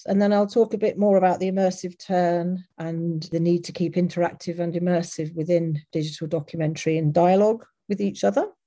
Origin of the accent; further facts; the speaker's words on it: Leicester, East Midlands, United Kingdom; my growing up in Leicester, which is um, in the UK.